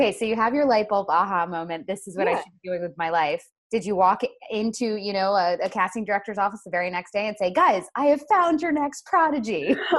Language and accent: English; Florida, United States; I'm from Florida, Julie.